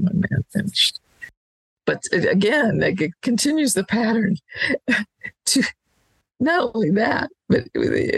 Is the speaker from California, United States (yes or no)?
no; Washington, District of Columbia, United States; I grew up in Washington, D.C.